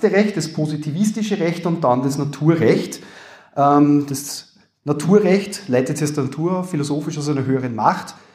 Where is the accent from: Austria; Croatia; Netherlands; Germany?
Austria; Upper Austria; accent: Upper Austrian; man hört das an meinem Akzent, glaube ich, ganz gut, wie gesagt, Oberösterreich